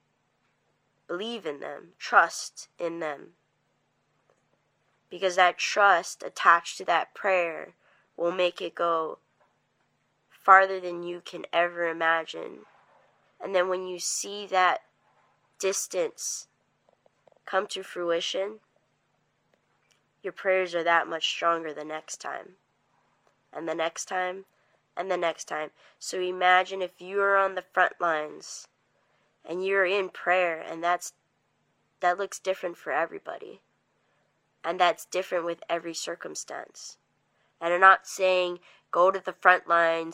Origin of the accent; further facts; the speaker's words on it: Native Hawaiian, United States; I'm not Native American, but I am Native Hawaiian